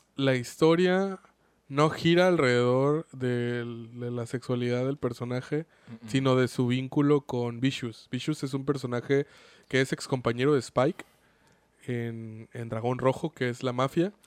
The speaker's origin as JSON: {"language": "Spanish", "country": "Mexico", "said": "Como mexicanos"}